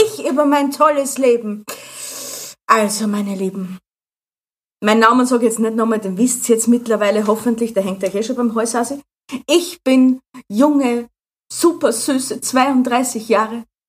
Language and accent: German; Austria; als Österreicher